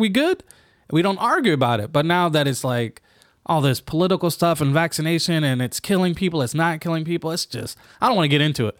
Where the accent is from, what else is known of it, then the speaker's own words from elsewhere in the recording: Japan; I'm from Japan